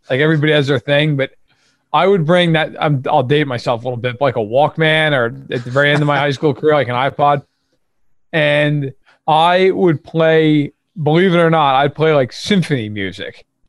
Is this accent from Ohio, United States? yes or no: no; New York, United States; An hour and a half outside New York City.